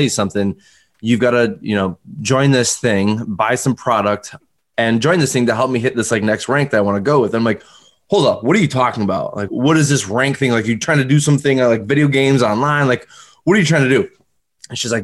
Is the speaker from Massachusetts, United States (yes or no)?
no; Northern New York, United States; now in Albany area, United States; I'm originally from Northern New York, you know, like not like Albany, but like North, very North